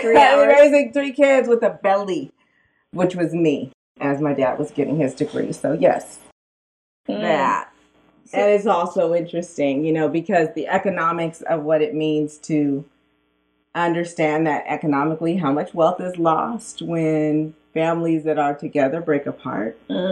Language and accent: English; Sacramento, California, United States; I'm from Oak Park. Yes. Oak Park, which is the hood in Sacramento. And yeah, I grew up with two parents